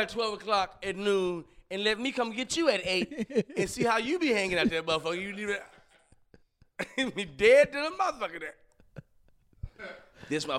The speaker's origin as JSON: {"language": "English", "town": "Alexandria", "region": "Louisiana", "country": "United States", "tie": "born or raised there", "said": "I grew up in Louisiana, in Alexandria."}